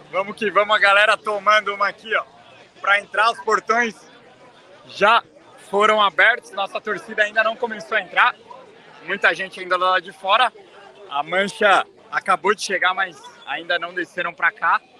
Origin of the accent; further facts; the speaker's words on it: Brasília, Federal District, Brazil; Sou de Brasília, hein? Sempre